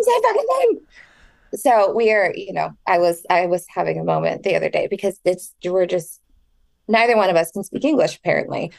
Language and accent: English; Southern California, United States; also born or lived in Orange County; I grew up in Southern California for the most